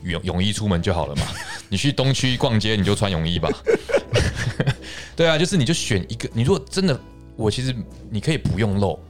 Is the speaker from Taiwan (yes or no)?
yes; Taiwan